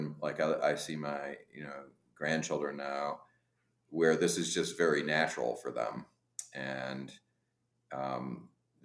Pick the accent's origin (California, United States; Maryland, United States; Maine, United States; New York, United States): New York, United States; upstate; as an American kid growing up in upstate New York